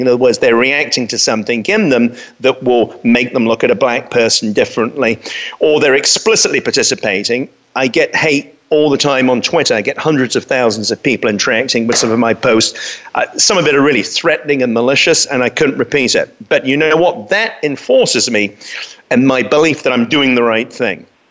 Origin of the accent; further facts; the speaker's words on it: London, United Kingdom; I grew up in London